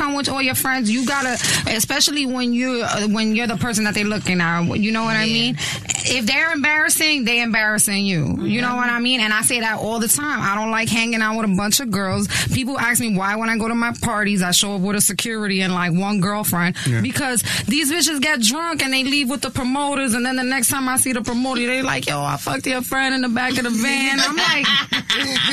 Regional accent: New York City, New York, United States; Growing up in New York City and being a pretty girl is not easy.

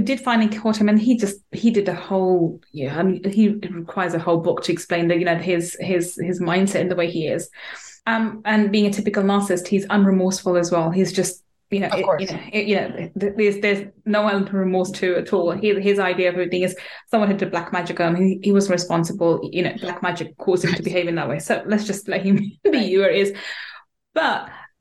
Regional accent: London, United Kingdom; also born or lived in Manchester; I was born in Manchester, brought up in London

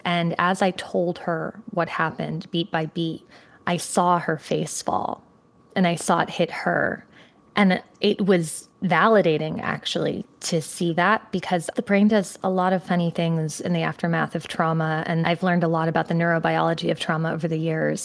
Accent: Connecticut, United States; moved away; So I grew up in Connecticut.

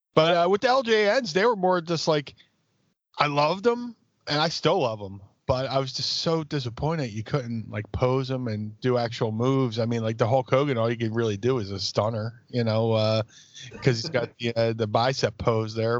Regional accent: Philadelphia, Pennsylvania, United States; my hometown South Philly

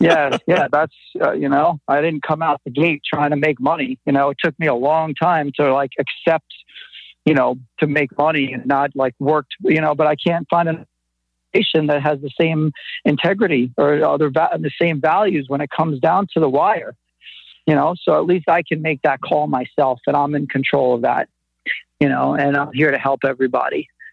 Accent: New York City, New York, United States; I'm from Brooklyn, and it just comes out sometimes

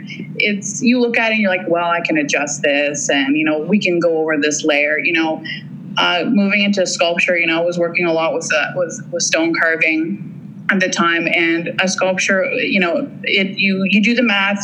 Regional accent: Forest, Ontario, Canada; moved away; Oh, I grew up in a small town and in Ontario. It's was called Forest, Ontario.

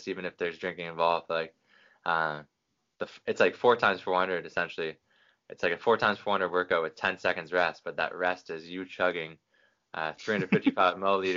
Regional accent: Canada; born or raised there

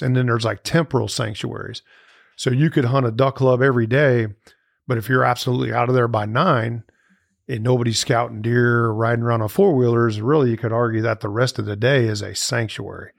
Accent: St. Louis, Missouri, United States; moved away as an adult; now in Starkville, United States; I grew up in Saint Louis, Missouri

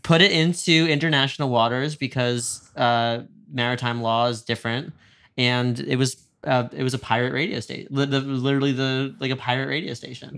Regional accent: Westchester, New York, United States; moved away as an adult; now in Los Angeles, United States; I grew up a little outside of New York City, felt, in a small town

